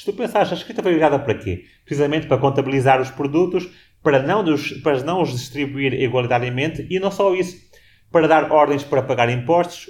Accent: Portugal; moved away; also born or lived in Washington, United States; já nasci num país específico como em Portugal

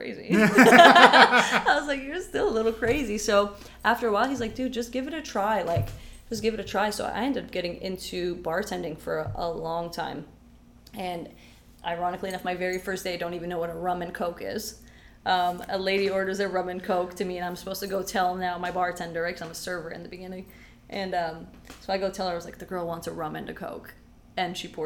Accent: London, Ontario, Canada; English is a second language; also born or lived in Syria / Windsor, Ontario; I grew up in London

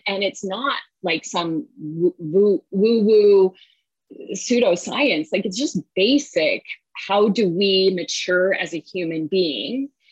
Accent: the Bay Area, California, United States; moved away; I grew up in the Bay Area

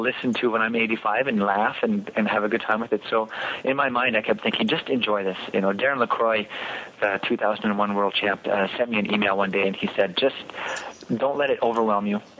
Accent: Quebec, Canada; I'm from Quebec

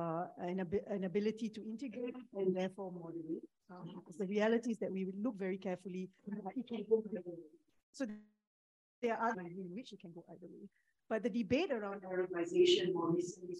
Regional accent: Singapore; I'm a Singaporean Muslim

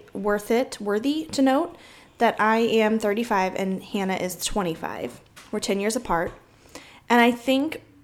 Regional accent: St. Louis, Missouri, United States; we're both from St. Louis.

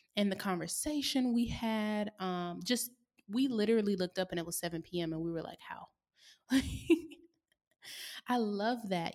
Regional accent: the South, United States; also born or lived in San Diego / Oakland; now in Atlanta, United States; I grew up in the South

